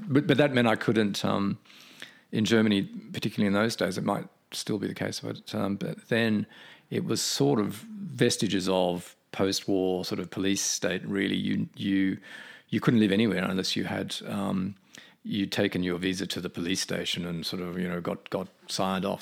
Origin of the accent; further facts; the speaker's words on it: Australia; moved away; as an Australian back then